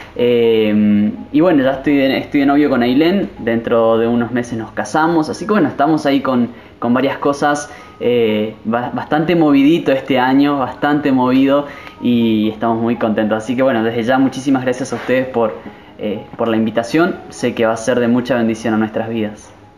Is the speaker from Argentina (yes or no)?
yes; Misiones, Argentina; soy de argentina, de la provincia de Misiones, actualmente Aristóbulo del Valle